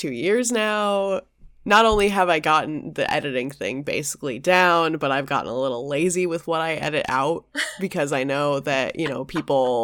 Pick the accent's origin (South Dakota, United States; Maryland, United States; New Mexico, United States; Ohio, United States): New Mexico, United States; I lived across the street from a Mormon family when I was growing up in New Mexico.